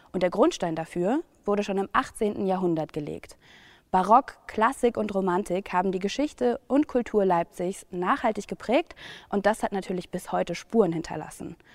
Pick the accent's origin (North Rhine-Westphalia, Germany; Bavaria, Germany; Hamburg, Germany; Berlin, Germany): Berlin, Germany; Zumal ich mir als Berlinerin unter dem Namen Gewandhaus ehrlich gesagt nicht so viel vorstellen konnte.